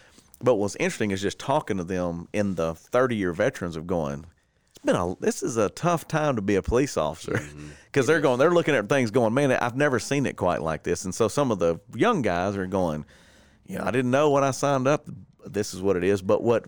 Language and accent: English; Warner Park, Louisiana, United States; I went to Warner Park, man. I'm from Warner Park